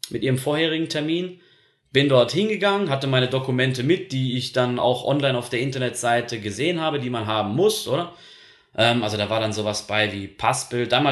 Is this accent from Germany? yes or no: no; Zurich, Switzerland; Ihr wisst, ich komme ja aus dem Kanton Zürich, deswegen habe ich auch nur Kontakt jetzt gehabt zu Zürcher Ämtern.